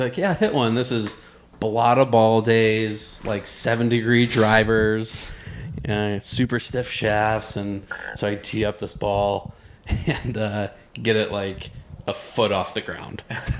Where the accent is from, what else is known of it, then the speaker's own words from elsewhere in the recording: Canton, Ohio, United States; moved away; Part of my childhood was Canton, Ohio, and that was a 20-minute ride up to Akron.